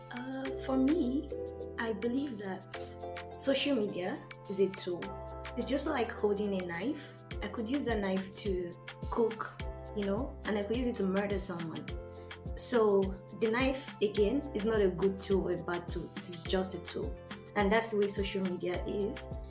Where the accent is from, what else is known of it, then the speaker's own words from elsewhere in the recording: Lagos, Nigeria; now in Canada; I'm from Lagos, Nigeria. I've been in Canada for almost six years now